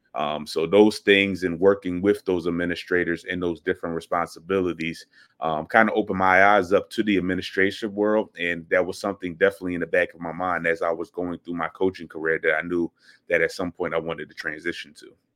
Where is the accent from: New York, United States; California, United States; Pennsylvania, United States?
Pennsylvania, United States; Philadelphia; moved away as an adult; also born or lived in St. Louis, Missouri; I am from Philadelphia, born and raised